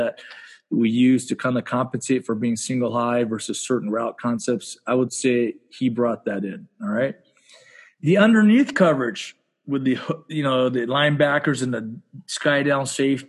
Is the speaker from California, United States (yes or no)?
yes; Southern California, United States; my parents are immigrants from Japan. All right. And I grew up in Southern California. My dad's a gardener. my mom worked like as a seamstress in the garment district in downtown LA.